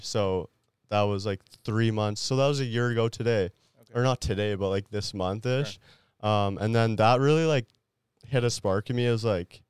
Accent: France; born there; I was born in France.

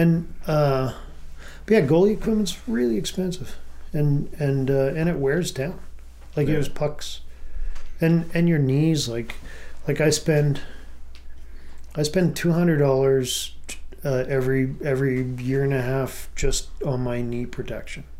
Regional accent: Brandon, Manitoba, Canada; growing up in Brandon

